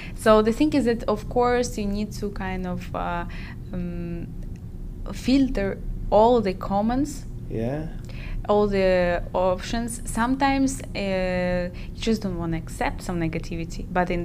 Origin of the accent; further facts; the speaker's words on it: Ukraine; I'm from Ukraine, my country in war